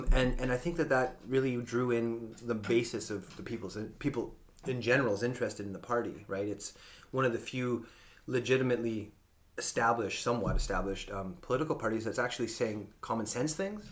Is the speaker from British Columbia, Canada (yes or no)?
yes; Cowichan Valley, British Columbia, Canada; I grew up here in the Cowichan Valley